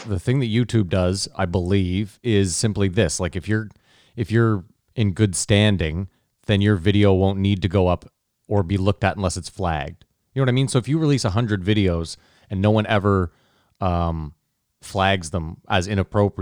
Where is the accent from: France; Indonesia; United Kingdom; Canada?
Canada; We're Canadian.